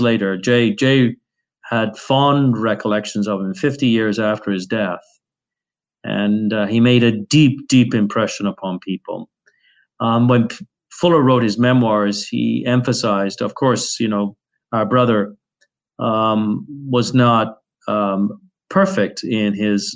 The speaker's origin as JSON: {"language": "English", "town": "Birmingham", "region": "West Midlands", "country": "United Kingdom", "tie": "born or raised there", "said": "I grew up in Birmingham, and I remember a lot of the areas of Birmingham being slums"}